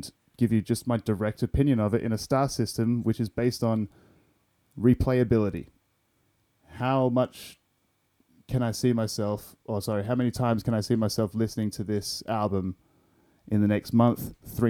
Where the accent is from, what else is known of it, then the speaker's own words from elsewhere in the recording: Perth, Western Australia, Australia; as an Australian